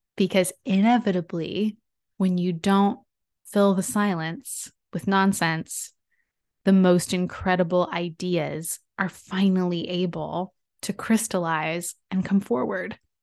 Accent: San Diego, California, United States; It's a creative communications agency out of my hometown, San Diego

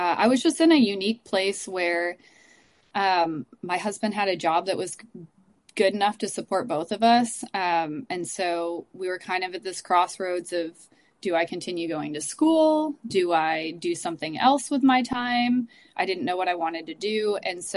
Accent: Upstate New York, United States; moved away as an adult; also born or lived in Dallas, Texas / Houston, Texas; now in Texas, United States; I was born and raised in New York until I turned 18

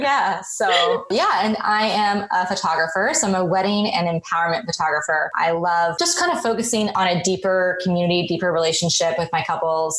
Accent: Colorado, United States; moved away as an adult; now in Seattle, United States; I'm come from Colorado. Was born and raised. Well, actually, I was born overseas and then grew up in in Colorado.

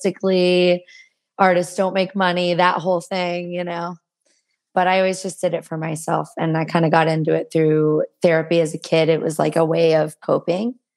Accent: Murfreesboro, Tennessee, United States; also born or lived in Nashville, Tennessee; I am from Nashville, Tennessee, grew up in Murfreesboro, Tennessee

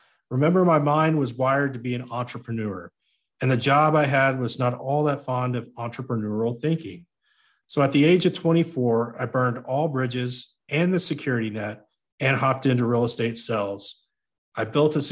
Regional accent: United States; I am an American

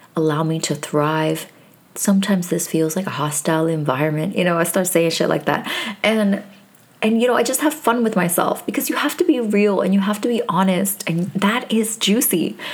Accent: New York, United States; moved away; I am from originally from New York

